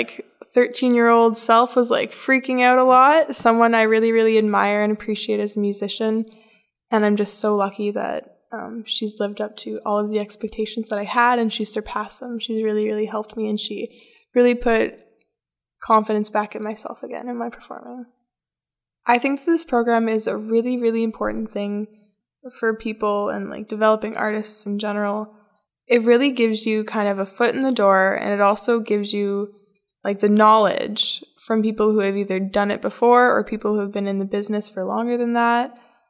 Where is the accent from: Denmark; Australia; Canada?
Canada; Red Rock, Ontario; I'm from Red Rock, Ontario, a really small little town, the hometown of Live from the Rock Folk Festival.